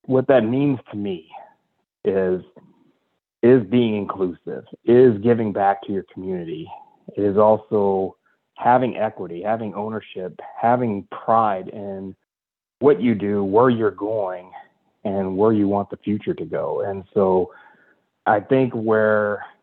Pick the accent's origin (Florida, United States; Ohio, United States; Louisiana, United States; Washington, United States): Ohio, United States; Northeastern; growing up in Northeastern Ohio